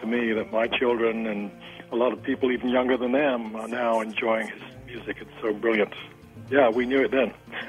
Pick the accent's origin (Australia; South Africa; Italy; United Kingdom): United Kingdom; England; I'm English.